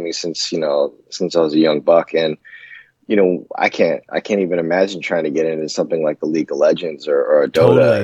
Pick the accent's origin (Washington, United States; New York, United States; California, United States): Washington, United States; Seattle; moved away as an adult; also born or lived in Yokosuka, Japan / East Coast, United States; now in Germany; I grew up in Seattle